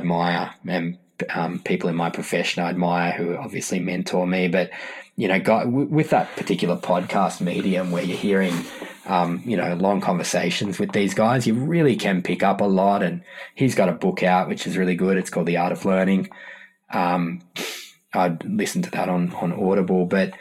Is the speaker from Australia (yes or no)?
yes; Australia; I'm from Australia